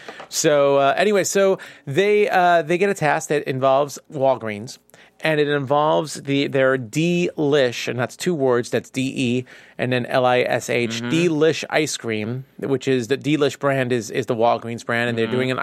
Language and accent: English; New York, United States; And as a New Yorker who has been in many of Dwayne Reed and is a big fan of Dwayne Reed